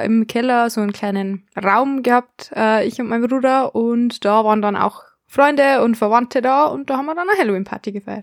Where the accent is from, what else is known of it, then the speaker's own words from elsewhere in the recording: Germany; bei uns in Deutschland